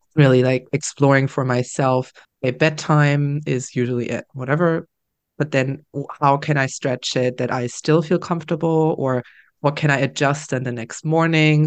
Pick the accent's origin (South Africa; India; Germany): Germany; now in Netherlands; we are traveling back to my home country, Germany. We're traveling back to Berlin